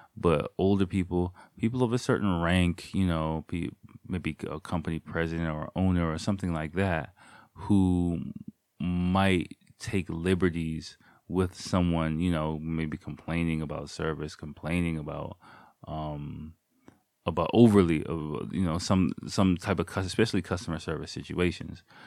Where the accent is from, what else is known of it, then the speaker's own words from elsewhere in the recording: United States; now in Japan; me as an American person